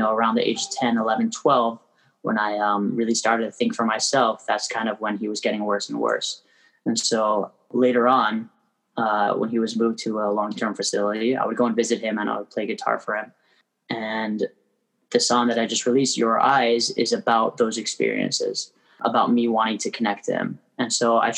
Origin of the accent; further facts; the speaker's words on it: Toronto, Ontario, Canada; moved away as an adult; also born or lived in Crown Heights, Brooklyn, New York; now in New York, United States; I was born and raised in Toronto. I live in Crown Heights now.